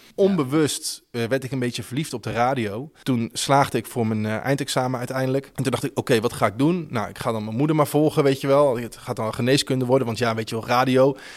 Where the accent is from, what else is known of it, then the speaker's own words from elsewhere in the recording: Houten, Utrecht, Netherlands; Ik kom uit Houten oorspronkelijk, een dorpje onder Utrecht